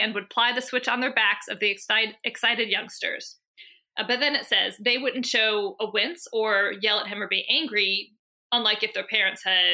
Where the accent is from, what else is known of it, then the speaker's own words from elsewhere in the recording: Maryland, United States; I'm from Maryland